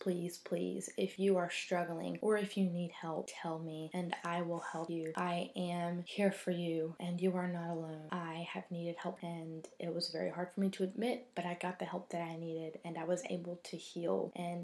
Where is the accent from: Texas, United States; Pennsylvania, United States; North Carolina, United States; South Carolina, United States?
North Carolina, United States; I am from North Carolina